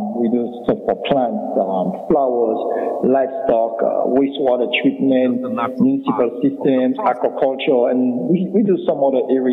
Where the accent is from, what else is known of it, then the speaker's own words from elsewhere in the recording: Scotts Head, Dominica; originally from the southern tip of Dominica, historic community of Scott Fed, and grew up as a little boy, young boy in Dominica